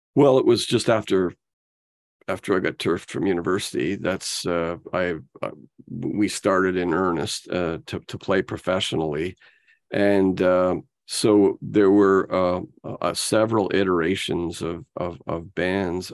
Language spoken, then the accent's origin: English; Ottawa, Ontario, Canada; growing up in Ottawa was different than growing up in Toronto.